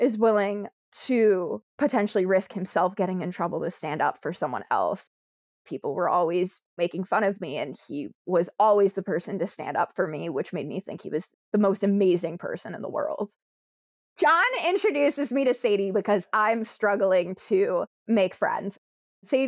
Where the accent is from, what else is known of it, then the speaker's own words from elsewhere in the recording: Connecticut, United States; I'm from Connecticut